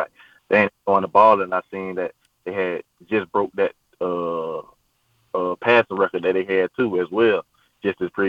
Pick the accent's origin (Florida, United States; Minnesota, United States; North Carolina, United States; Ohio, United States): Florida, United States; moved away as an adult; also born or lived in Maryland; growing up in the South